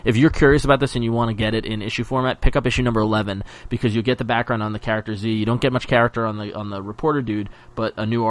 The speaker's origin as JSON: {"language": "English", "region": "New York", "country": "United States", "said": "we live here, and this is what happens. But as being a New Yorker"}